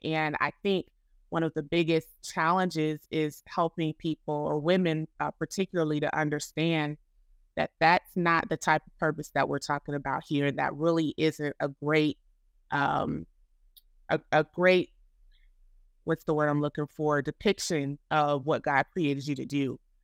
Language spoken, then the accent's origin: English; Florida, United States; moved away as an adult; now in Chicago, United States; I am originally from Florida, um, and I am now residing in Chicago, Illinois